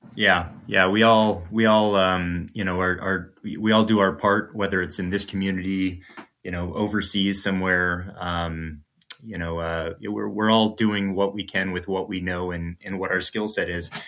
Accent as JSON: {"language": "English", "region": "Midwest", "country": "United States", "moved": "yes", "said": "I'm originally from the Midwest"}